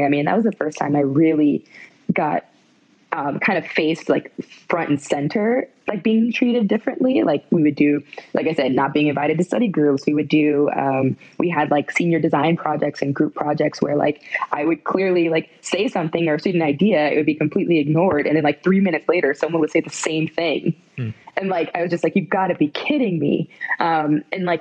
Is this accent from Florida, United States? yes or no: yes; West Palm Beach, Florida, United States; I grew up in South Florida, West Palm Beach area, which is super diverse